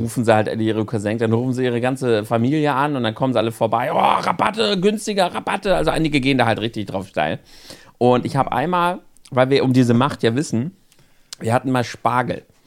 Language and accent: German; Northern Germany, Germany; bei uns im Norden